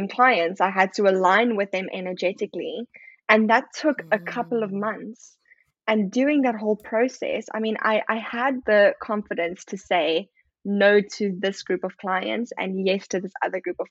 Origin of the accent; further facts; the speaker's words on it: South Africa; moved away; I'm obviously South African